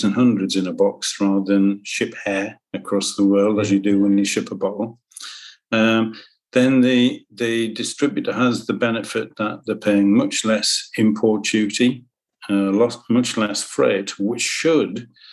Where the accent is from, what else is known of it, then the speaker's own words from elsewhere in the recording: Sunderland, North East England, United Kingdom; I'm a lad from Sunderland.